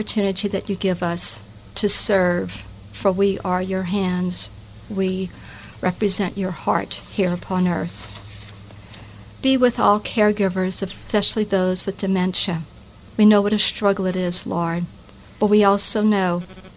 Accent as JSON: {"language": "English", "town": "Lafayette", "region": "Louisiana", "country": "United States", "tie": "born or raised there", "also_born_or_lived": "Texas", "moved": "as an adult", "said": "I'm from Lafayette, here near Karen Crow and all"}